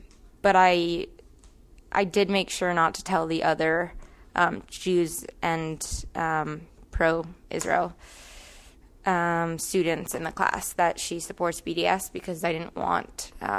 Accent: Pakistan; born there; Like, I was born in Pakistan, and like, I know what it's like.

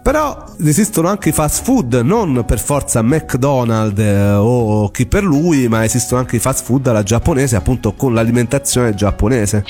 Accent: Rome, Lazio, Italy; come si dice dalle mie parti a Roma

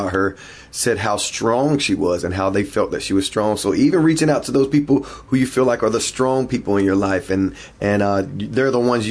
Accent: Hickory, North Carolina, United States; I was born and raised in Hickory, North Carolina

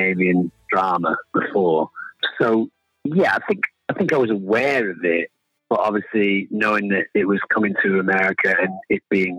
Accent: England, United Kingdom; moved away as an adult; now in Los Angeles, United States; I moved away from England to Los Angeles when I was 23 or 24, just to see what that city was like. But obviously, I identify with being English

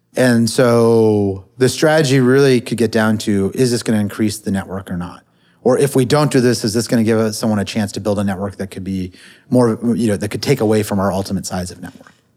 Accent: Silicon Valley, California, United States; I grew up in the Silicon Valley

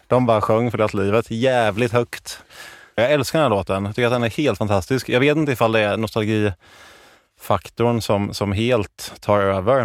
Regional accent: Jönköping, Jönköping County, Sweden; moved away; när jag var hemma i Jönköping

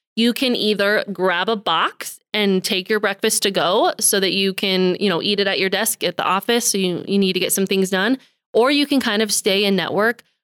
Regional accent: Billings, Montana, United States; I'm born and raised in Billings

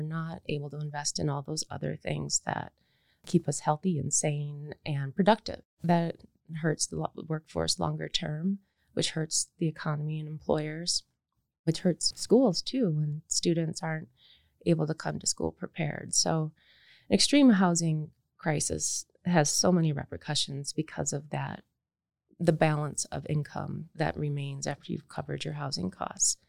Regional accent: Michigan, United States; I grew up in Michigan in the 70s and 80s

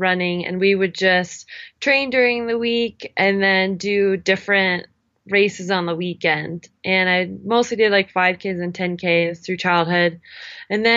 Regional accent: Denver, Colorado, United States; moved away as an adult; also born or lived in Canada / Boulder, Colorado / Hood River, Oregon / Jackson Hole, Wyoming; now in Park City, United States; ever since I grew up in Denver, Colorado, I'm a Canadian, so moved when I was 3

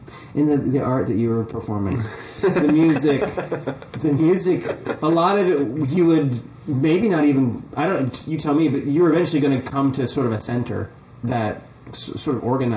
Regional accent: Virginia Beach, Virginia, United States; where I grew up in Virginia Beach

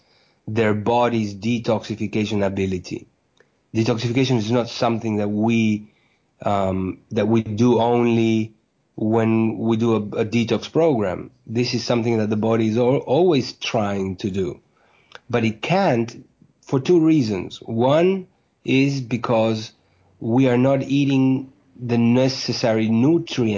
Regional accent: Uruguay; moved away as an adult; also born or lived in New York, United States; I was born in Uruguay in South America, where I went to medical school.

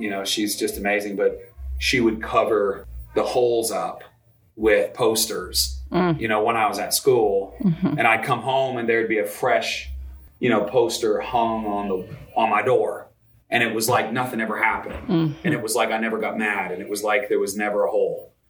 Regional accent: Vermont, United States; I grew up in Vermont

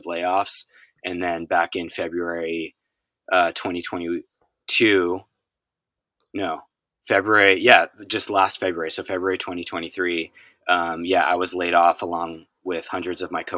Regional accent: Boston, Massachusetts, United States; now in Ventura, United States; I am born and raised on the East Coast, right outside of Boston

